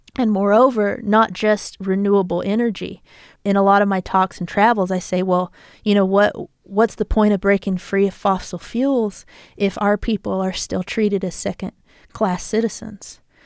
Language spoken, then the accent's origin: English; United States; also born or lived in Tucson, Arizona; uniquely as indigenous peoples and then also as American people